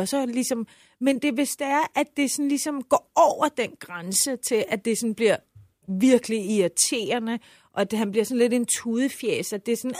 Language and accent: Danish; Iran; now in Denmark; jeg sagde, at jeg var iraner, men boede i Danmark